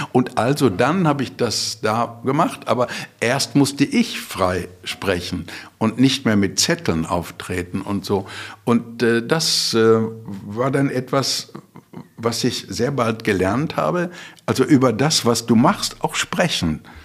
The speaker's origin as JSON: {"language": "German", "town": "Bottrop", "region": "North Rhine-Westphalia", "country": "Germany", "also_born_or_lived": "Frankfurt", "moved": "yes", "said": "ich komme aus Bottrop"}